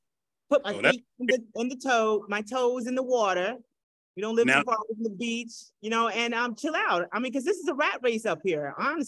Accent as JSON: {"language": "English", "region": "Florida", "country": "United States", "tie": "born or raised there", "moved": "yes", "said": "I'm going to Florida next weekend. Spend some time with mom and the family. Well, that's where I'm originally from. That's my hometown."}